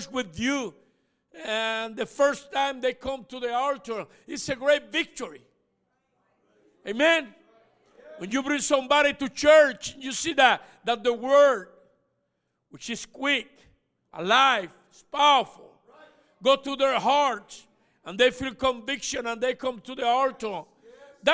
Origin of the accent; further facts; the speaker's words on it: Puerto Rico; I was born and raised in Puerto Rico.